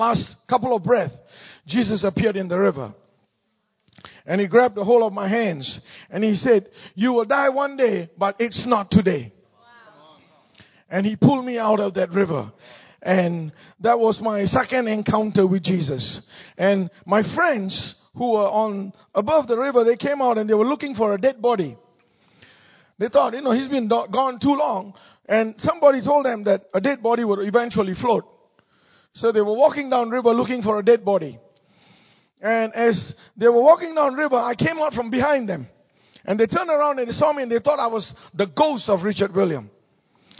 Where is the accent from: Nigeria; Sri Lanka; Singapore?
Singapore; moved away as an adult; now in United States; I'm from Singapore. Born and raised in Singapore